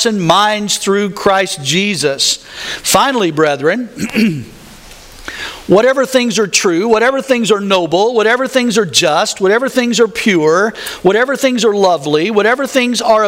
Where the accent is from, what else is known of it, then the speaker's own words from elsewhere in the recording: the South, United States; I grew up in the South